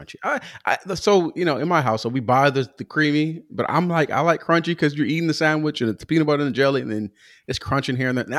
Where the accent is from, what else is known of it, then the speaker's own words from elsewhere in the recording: West Coast, United States; I am from the West Coast.